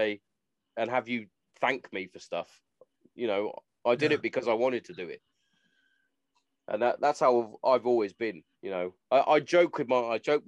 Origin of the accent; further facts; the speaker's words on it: United Kingdom; being a British person